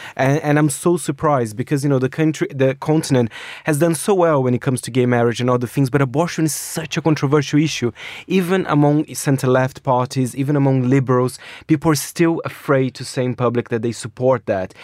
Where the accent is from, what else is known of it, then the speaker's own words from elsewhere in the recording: Brazil; moved away; growing up in Brazil as well, you have that culture